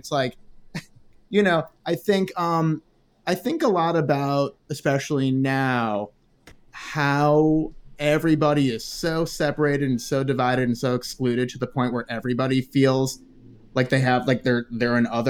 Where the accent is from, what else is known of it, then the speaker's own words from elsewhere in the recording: Ohio, United States; also born or lived in Chicago; like growing up in the Midwest, it's the same thing. Like before my family became upper middle class in Chicago, living in Ohio and just being regular middle class, being in a rural place